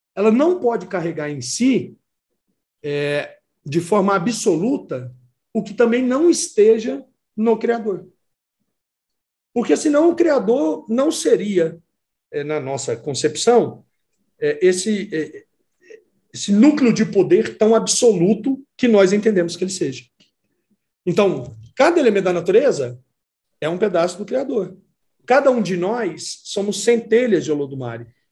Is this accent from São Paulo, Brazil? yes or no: no; Campos Altos, Minas Gerais, Brazil; moved away as an adult; also born or lived in Contagem, Minas Gerais / Uberlândia, Minas Gerais; now in Pires do Rio, Brazil; eu saí de uma cidadezinha onde eu nasci, chamada Campos Altos, e fui morar sozinho em Contagem